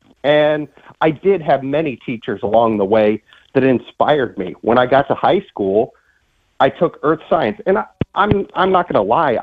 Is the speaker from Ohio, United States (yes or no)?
yes; Northeast Ohio, United States; now in Charleston, United States; we saw plenty of snow where I grew up in Northeast Ohio.